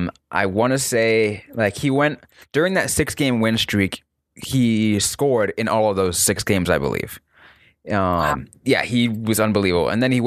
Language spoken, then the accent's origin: English; California, United States; I'm from California